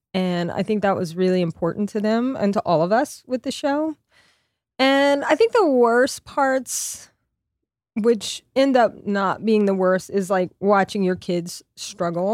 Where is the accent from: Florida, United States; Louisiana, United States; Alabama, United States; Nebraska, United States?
Louisiana, United States; Lafayette; moved away as an adult; also born or lived in New York; in my hometown in Lafayette